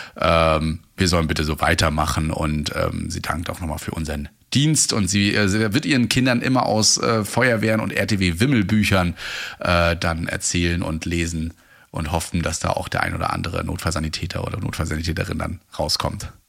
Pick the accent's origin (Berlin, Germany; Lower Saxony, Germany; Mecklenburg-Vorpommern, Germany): Mecklenburg-Vorpommern, Germany; bei uns in MV